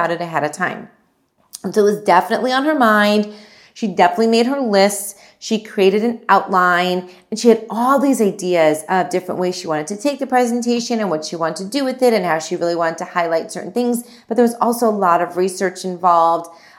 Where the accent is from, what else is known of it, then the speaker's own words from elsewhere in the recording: India; I'm Indian